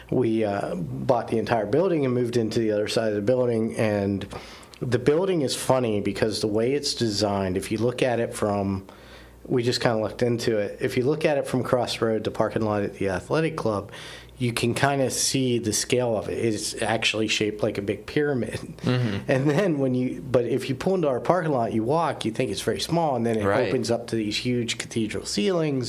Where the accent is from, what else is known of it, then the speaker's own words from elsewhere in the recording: Appalachia, United States; now in Erie, United States; I grew up in Appalachia, a traditional church in Appalachia